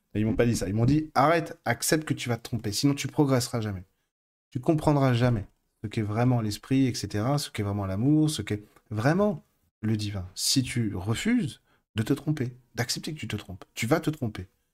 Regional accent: France; je suis français

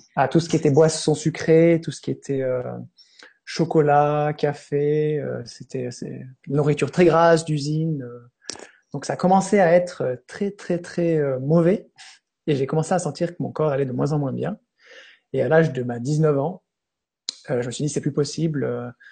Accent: Switzerland; je suis suisse

